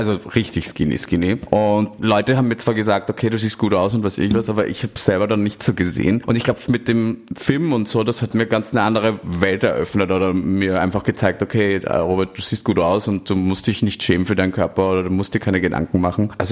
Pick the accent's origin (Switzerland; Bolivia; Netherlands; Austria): Austria; moved away as an adult; now in Berlin, Germany; Ich komme ursprünglich aus Österreich. Äh, ich lebe seit 2016 in Berlin und mache jetzt seit drei Jahren Pornos